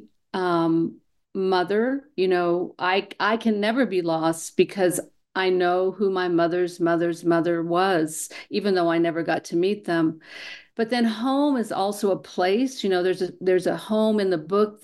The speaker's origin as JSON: {"language": "English", "region": "New Mexico", "country": "United States", "tie": "born or raised there", "said": "I was born and raised here in New Mexico, and of course I moved away for a while, and when I came home"}